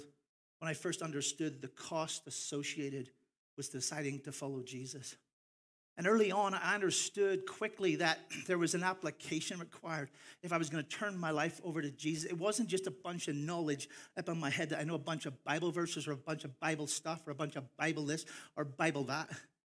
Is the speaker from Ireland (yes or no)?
yes; Ireland; I am Irish, and so I'm proud of my heritage. I'm also American, so I'm confused because I have two passports.